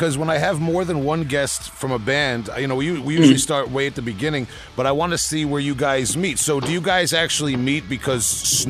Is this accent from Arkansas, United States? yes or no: no; New York, United States; I'm from New York.